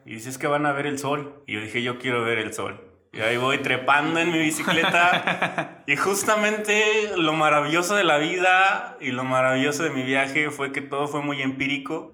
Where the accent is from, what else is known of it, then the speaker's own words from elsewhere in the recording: Guanajuato, Mexico; Salí de Guanajuato de donde soy originario